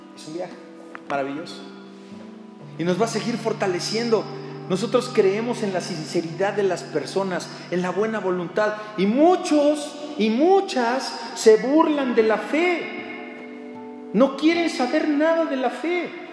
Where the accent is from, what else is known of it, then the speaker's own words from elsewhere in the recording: Mexico; como mexicanos